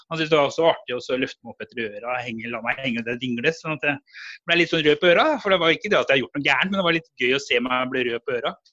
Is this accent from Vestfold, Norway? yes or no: no; Oslo, Norway; born there; jeg ble født i Oslo.